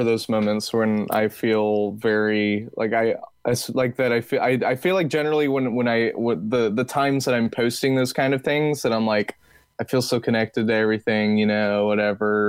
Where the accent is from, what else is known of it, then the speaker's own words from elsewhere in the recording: Texas, United States; accent: Texas; my Texas accent